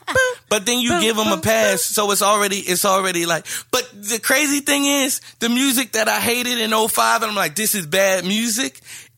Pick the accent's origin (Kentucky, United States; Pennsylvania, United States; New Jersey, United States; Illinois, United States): New Jersey, United States; So I'm from New Jersey.